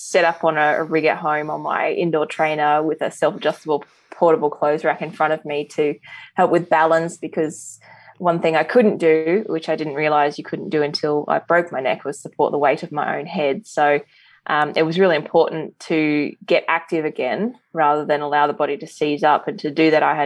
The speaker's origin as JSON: {"language": "English", "town": "Middlemount", "region": "Queensland", "country": "Australia", "tie": "born or raised there", "also_born_or_lived": "Blackwater, Queensland", "said": "I grew up in a small coal mining town called Middlemount in central Queensland, and I was born in the regional hospital out at Blackwater"}